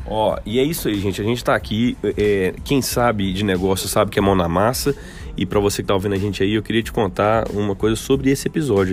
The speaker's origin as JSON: {"language": "Portuguese", "town": "Belo Horizonte", "region": "Minas Gerais", "country": "Brazil", "said": "eu sou de Belo Horizonte"}